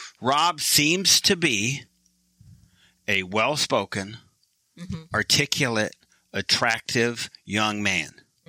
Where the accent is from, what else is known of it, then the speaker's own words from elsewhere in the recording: Michigan, United States; I am from Michigan. That's why we kind of slam Michigan, because I'm there.